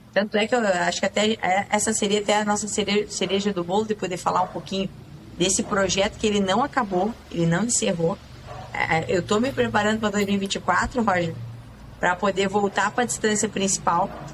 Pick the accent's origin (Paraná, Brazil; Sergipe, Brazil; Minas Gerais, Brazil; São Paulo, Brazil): Paraná, Brazil; Campina Grande do Sul; moved away; eu saí lá de Campina Grande do Sul